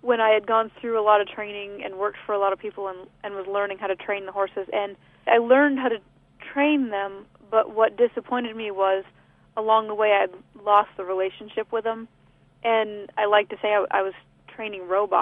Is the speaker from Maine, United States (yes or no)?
yes; China, Maine, United States; moved away; I grew up in South China, Maine, and my mom and most of all of my family still lives up there